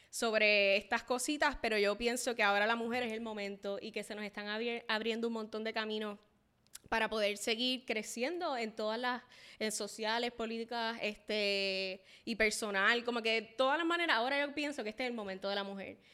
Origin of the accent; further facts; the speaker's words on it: Puerto Rico; soy latina, este, amo ser latina, puertorriqueña